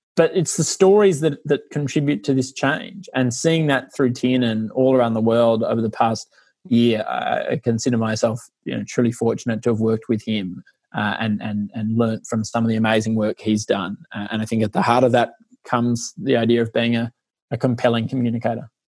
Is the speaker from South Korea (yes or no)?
no; Australia; also born or lived in Ireland; now in London, United Kingdom; I'm only half Irish and grew up in Australia